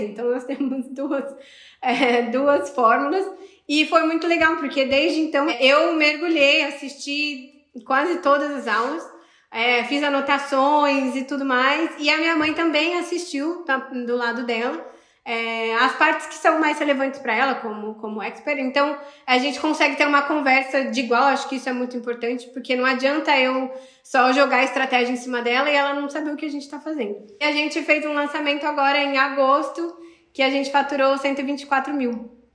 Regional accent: Sorocaba, São Paulo, Brazil; moved away; eu sou de Sorocaba, em São Paulo

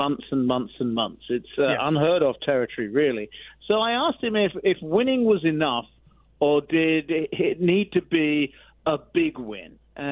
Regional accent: Central Florida, United States; accent: North Florida; now in Iowa, United States; I was from Central Florida

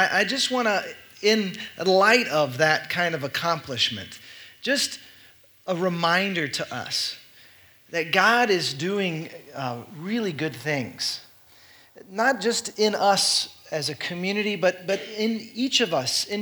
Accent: Dallas, Texas, United States; moved away as an adult; also born or lived in Seattle / Los Angeles; We grew up in Texas, in Dallas, and we lived on the West Coast, in the end, for 17 years in Seattle and Los Angeles

